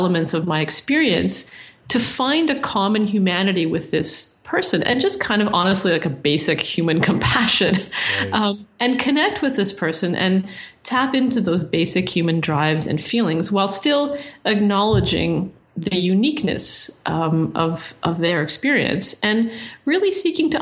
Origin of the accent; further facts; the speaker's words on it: Toronto, Ontario, Canada; I come from Toronto where it's very mixy